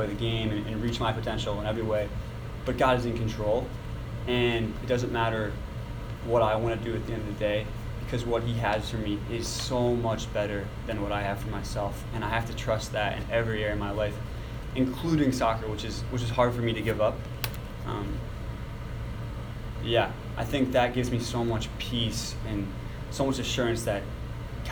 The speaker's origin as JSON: {"language": "English", "town": "Copley", "region": "Ohio", "country": "United States", "tie": "born or raised there", "said": "I grew up in the Akron area, Copley actually"}